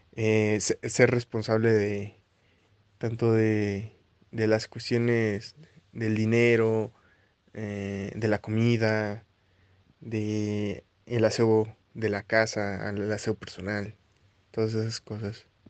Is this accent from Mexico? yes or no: yes; Xalapa, Veracruz, Mexico; moved away as an adult; now in Mexico City, Mexico; soy originario de Jalapa, Veracruz y llegué a la Ciudad de México hace 8 años